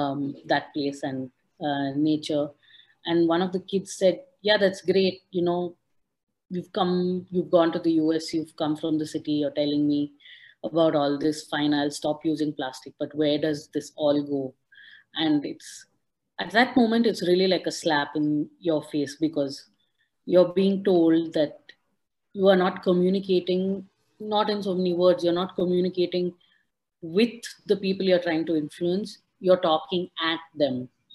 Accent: Udupi, Karnataka, India; TIP Sessions is headquartered in Udupi, which is my hometown district. I was one of those people that, you know, grew up spending all of my summers and winter holidays in my grandparents' house by the beach with the local communities.

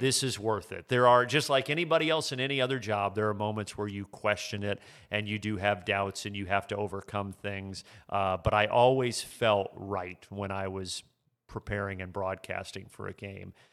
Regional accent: Midwest, United States; I grew up in the Midwest

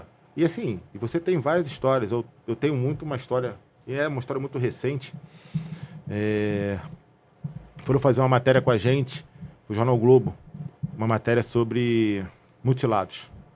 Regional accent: Rio de Janeiro, Brazil; nascido e criado na Zona Norte

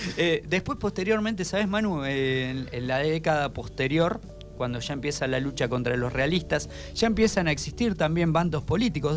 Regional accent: Argentina; Nuestro país

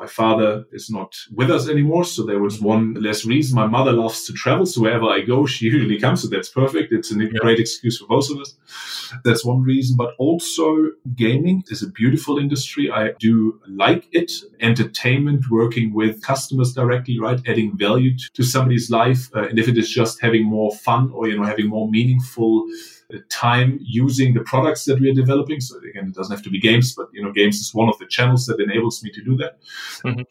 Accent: Germany; moved away; if I meet another German, we might have nothing in common other than the passport

